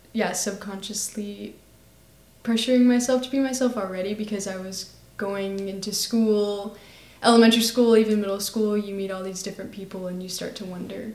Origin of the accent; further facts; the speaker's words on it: Austin, Texas, United States; I'm also a senior at Lake Travis High School, and I was born and raised here in Austin, Texas.